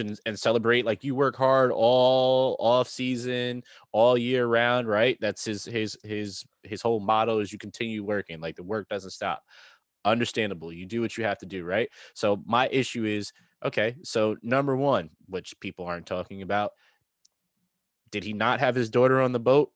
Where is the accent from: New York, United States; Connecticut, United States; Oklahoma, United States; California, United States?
New York, United States; being from New York and having New York teams